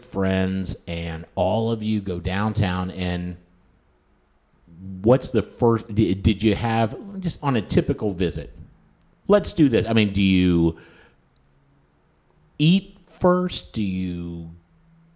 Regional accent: Huntington, West Virginia, United States; Kristen and I, we grew up in the Huntington area together

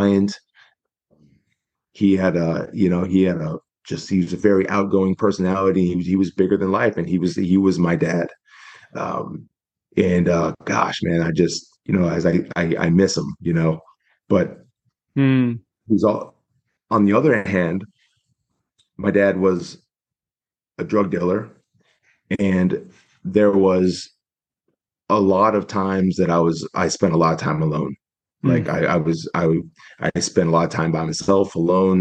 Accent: Spokane, Washington, United States; I was born in Spokane, Washington, 1982

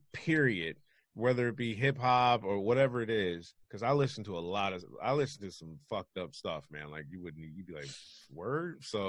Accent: Detroit, Michigan, United States; Obviously, I'm from Detroit, so that's where them fools are from.

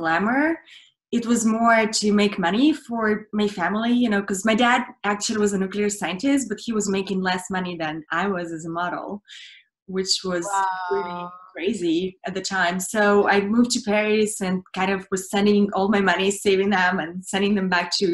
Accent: Russia; English is a second language; now in United States; I grew up in Russia, and I finished now in Hollywood

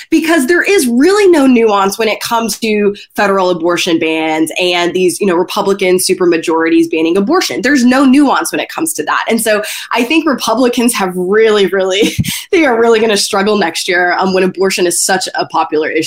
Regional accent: East Tennessee, United States; I grew up in East Tennessee

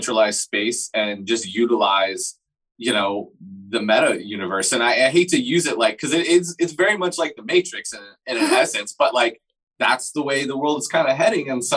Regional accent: Fort Lauderdale, Florida, United States; I'm from Fort Lauderdale

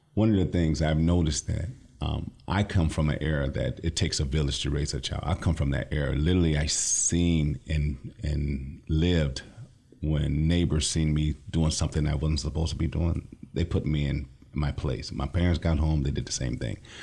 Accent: Lansing, Michigan, United States; I'm from the Lansing area, born and raised

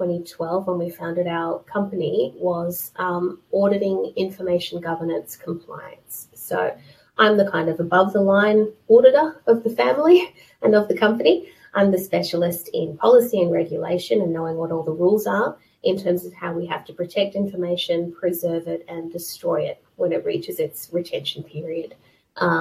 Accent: Australia; moved away as an adult; now in United Kingdom; I am Australian, even though I do live in the UK most of the time

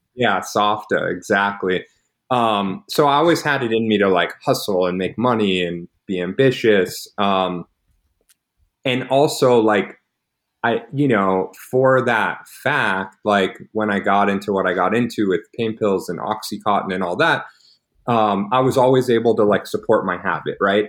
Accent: Dallas, Texas, United States; I grew up in Dallas, loving Jewish family

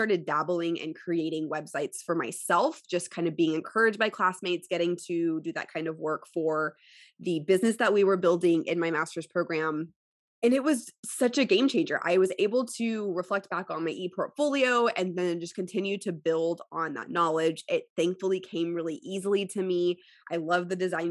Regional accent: Houston, Texas, United States; also born or lived in College Station; Houston, which is my hometown

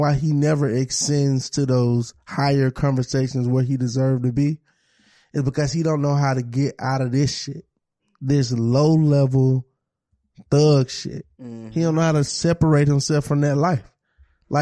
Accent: the South, United States; I'm from the South

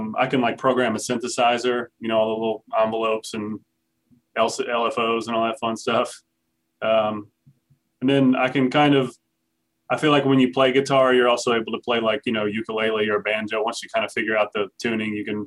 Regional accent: New Orleans, Louisiana, United States; moved away as an adult; also born or lived in Cincinnati / Houston; now in Fredericksburg, United States; I'm from New Orleans. Yeah, I lived there until 2016.

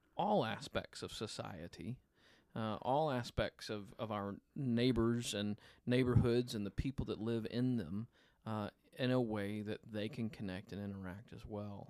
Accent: Memphis, Tennessee, United States; moved away; I'm from the South, grew up in, in, uh, in the Memphis area

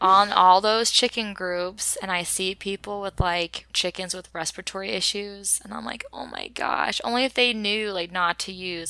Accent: Oklahoma, United States; we grew up as farmers in Oklahoma

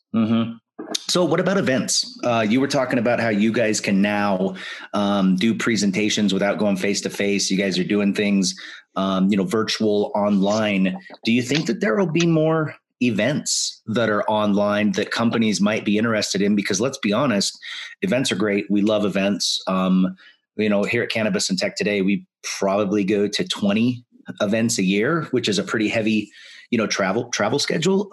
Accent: Spokane, Washington, United States; my hometown. You know, graduated from high school in Spokane

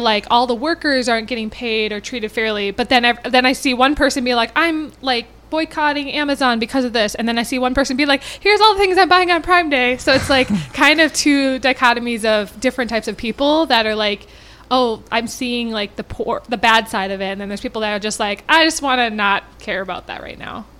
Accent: Minnetonka, Minnesota, United States; I grew up in Minnetonka

